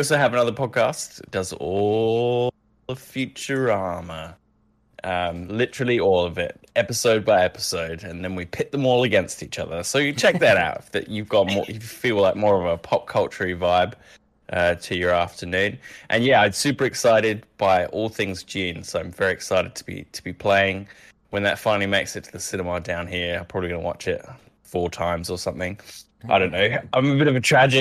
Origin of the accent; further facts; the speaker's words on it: Australia; We are some Aussie performers